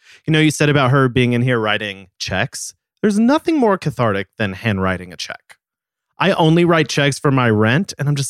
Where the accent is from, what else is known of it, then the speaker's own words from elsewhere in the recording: Dallas, Texas, United States; I grew up in Dallas, Texas.